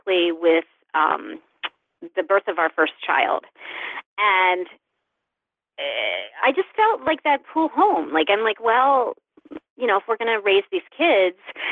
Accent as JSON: {"language": "English", "country": "United States", "tie": "born or raised there", "also_born_or_lived": "New York City / Dallas, Texas / Baltimore", "moved": "as an adult", "said": "I grew up in the Olney Valley, and I left the Valley for New York City and then Dallas, Texas, and then Baltimore, and then New York again. And guess what? I ended up back here."}